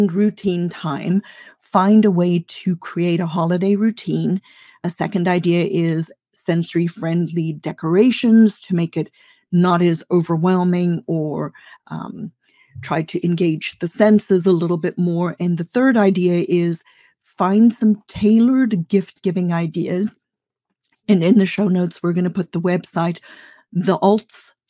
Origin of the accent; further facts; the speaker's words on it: South Africa; I grew up in South Africa